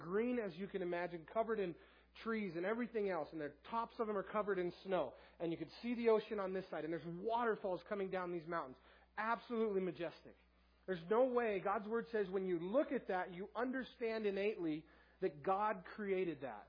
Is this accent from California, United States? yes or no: yes; Southern California, United States; moved away as an adult; now in Tooele, United States; I'm from Southern California